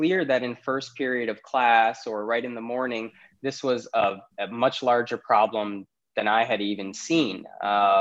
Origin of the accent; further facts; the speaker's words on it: Naperville, Illinois, United States; also born or lived in Karachi, Pakistan; Grew up in Chicago, particularly the suburbs called Naperville. Was lucky enough to go through K-12 in Naperville as well